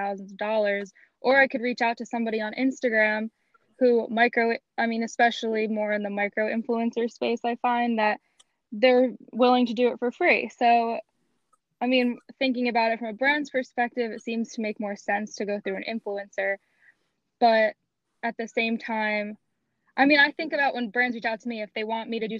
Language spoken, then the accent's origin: English; Marlboro, New Jersey, United States; I'm from Marlborough, New Jersey